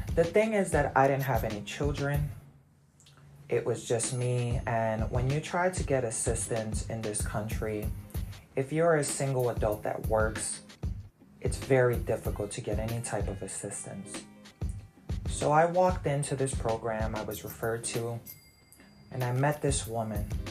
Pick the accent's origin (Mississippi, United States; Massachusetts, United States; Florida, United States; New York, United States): New York, United States; moved away as an adult; now in Virginia, United States; I'm from New York, so it wasn't really the hood